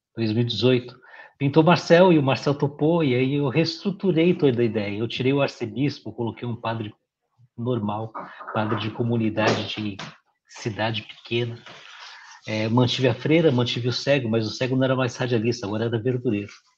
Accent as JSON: {"language": "Portuguese", "region": "São Paulo", "country": "Brazil", "said": "Sou paulistano, beirando 50 anos"}